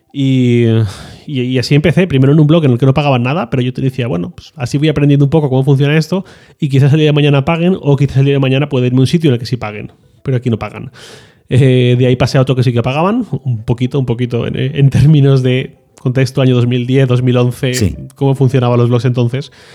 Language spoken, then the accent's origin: Spanish; Valencian Community, Spain; yo soy valenciano